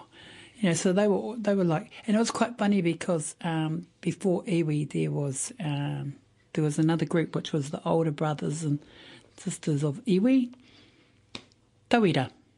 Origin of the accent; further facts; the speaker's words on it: Te Puia Springs, Gisborne, New Zealand; now in Wainuiomata, New Zealand; actually I was born on the East Coast at Te Puia Springs Hospital.